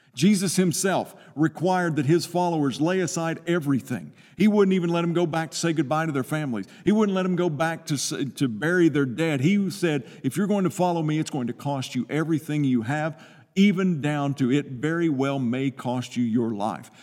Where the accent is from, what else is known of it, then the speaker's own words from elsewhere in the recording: Eastern Kentucky, United States; I'm from Eastern Kentucky.